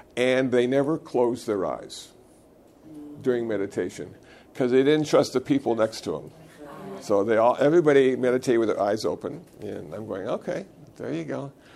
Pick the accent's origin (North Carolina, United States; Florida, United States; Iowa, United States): Iowa, United States; moved away; I was born in Iowa.